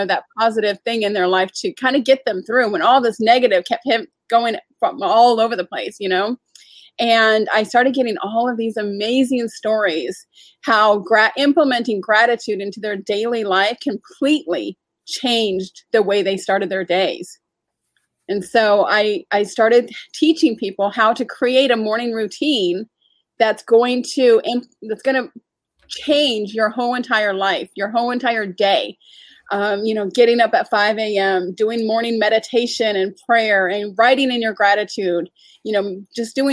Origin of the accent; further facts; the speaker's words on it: San Diego, California, United States; also born or lived in Atlanta, Georgia; now in Charlotte, United States; Obviously, I'm not from Charlotte. I'm originally from San Diego, you know, kind of did my thing in Atlanta